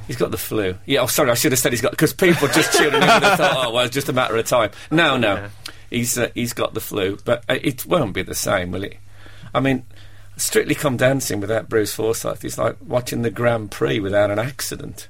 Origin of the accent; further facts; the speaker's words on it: Brummie, West Midlands, United Kingdom; accent: Brummie; he was going to play a Brummy in in a play, and that uh, he sat and me and him met up, and we had a long, long. You know, we spent the day talking, and he mm. taped me and stuff to uh, to learn my accent.